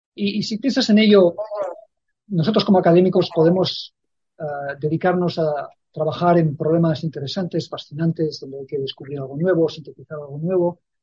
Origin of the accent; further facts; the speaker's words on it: Spain; moved away; yo llevo viviendo ya muchísimos años fuera de España y entonces sé la, sonrisa que trae a los labios eh, a la gente cuando les digo que soy español